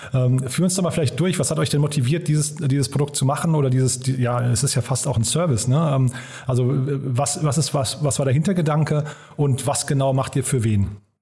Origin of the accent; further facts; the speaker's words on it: Frankfurt, Hesse, Germany; meine Heimatstadt nach Frankfurt.